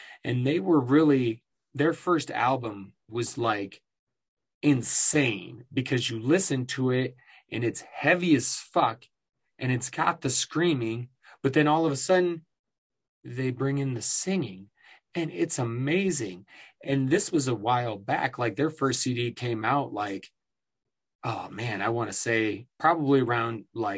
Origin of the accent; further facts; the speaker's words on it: Iowa, United States; moved away; I came from Iowa